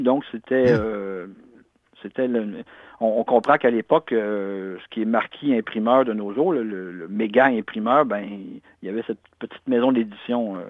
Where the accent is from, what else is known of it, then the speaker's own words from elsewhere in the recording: Canada; nous sommes des Canadiens-Français